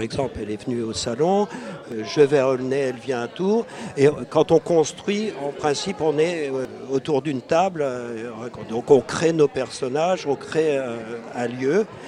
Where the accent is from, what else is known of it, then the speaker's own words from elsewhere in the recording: Beauce, Centre-Val de Loire, France; je suis issu d'un petit village de Beauce